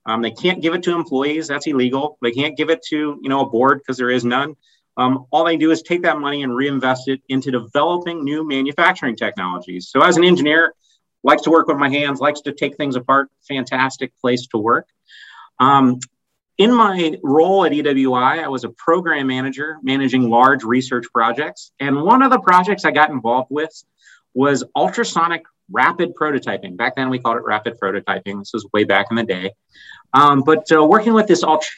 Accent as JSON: {"language": "English", "town": "Columbus", "region": "Ohio", "country": "United States", "tie": "born or raised there", "said": "I'm a native Columbus resident"}